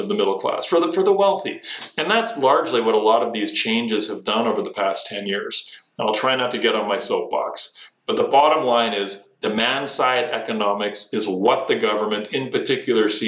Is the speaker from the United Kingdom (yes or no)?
no; Canada